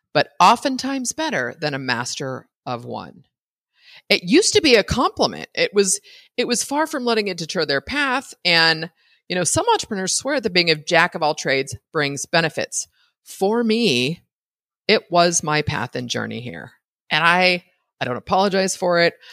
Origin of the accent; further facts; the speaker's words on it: United States; an American citizen